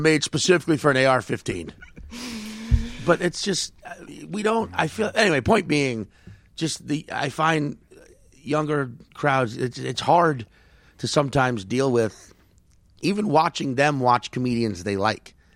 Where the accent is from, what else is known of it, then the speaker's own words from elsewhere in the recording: New York, United States; I'm from New York